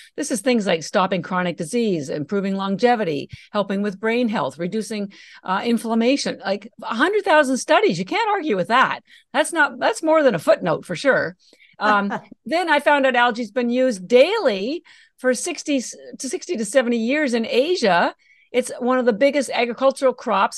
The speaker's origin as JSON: {"language": "English", "country": "Canada", "moved": "as an adult", "lives_now": "Boston, United States", "said": "I live in Boston, Massachusetts, although I'm Canadian and all my education was in Canada"}